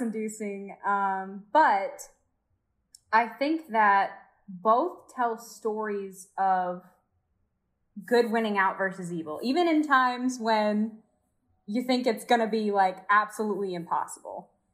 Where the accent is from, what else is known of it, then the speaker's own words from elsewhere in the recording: Georgia, United States; moved away as an adult; now in Orlando, United States; I'm from Georgia